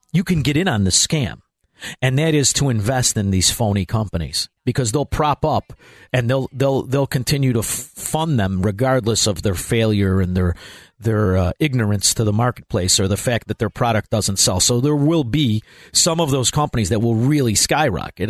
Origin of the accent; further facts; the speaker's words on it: Chicago, Illinois, United States; I grew up in Chicago, Illinois